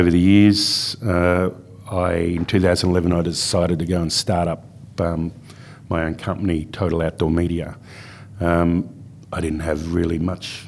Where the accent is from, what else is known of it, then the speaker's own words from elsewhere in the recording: Melbourne, Victoria, Australia; moved away as an adult; also born or lived in Perth, Western Australia / Carnarvon, Western Australia; I grew up in Bayside, Melbourne